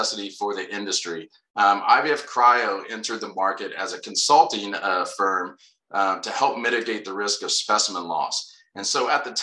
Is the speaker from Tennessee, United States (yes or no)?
no; Anderson, Indiana, United States; moved away as an adult; also born or lived in Hohenfels, Germany; I grew up in a place called Anderson, Indiana, a little north of Indianapolis